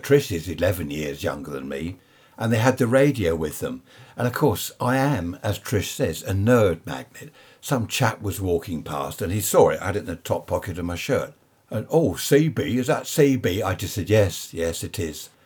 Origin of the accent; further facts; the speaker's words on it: Worthing, South East England, United Kingdom; I'm from Worthing in Sussex.